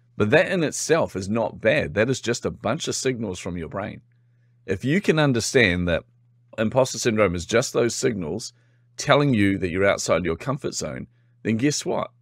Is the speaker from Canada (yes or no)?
no; New Zealand; accent: Kiwi; particularly being a Kiwi, by the way, I'm from New Zealand.